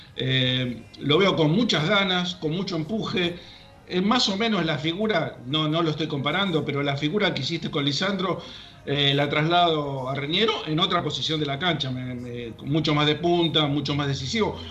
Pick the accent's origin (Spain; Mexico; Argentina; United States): Argentina; somos los, los argentinos